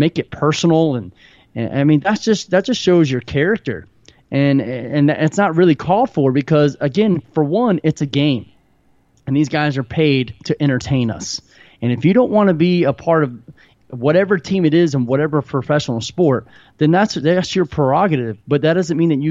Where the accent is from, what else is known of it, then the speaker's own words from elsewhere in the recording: Tallahassee, Florida, United States; moved away; also born or lived in St. Louis, Missouri; I'm actually from Tallahassee, Florida. And so being a Southern boy going to St. Louis